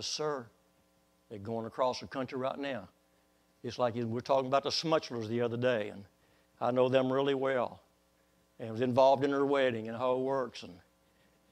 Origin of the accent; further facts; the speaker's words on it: Waco, Texas, United States; when I was a little boy, about 5 years old, Waco, Texas